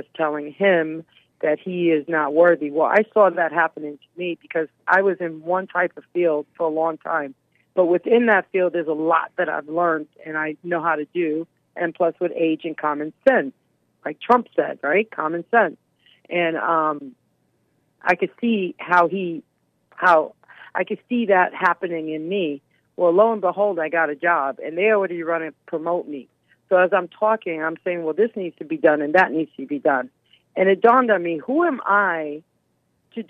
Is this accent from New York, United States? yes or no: yes; New York City, New York, United States; now in South Florida, United States; I'm from Manhattan, New York originally